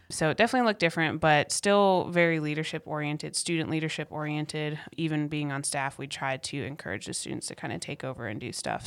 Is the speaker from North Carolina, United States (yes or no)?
yes; Cary, North Carolina, United States; also born or lived in Apex; I grew up in the Raleigh area. It's a suburb of Raleigh called Cary.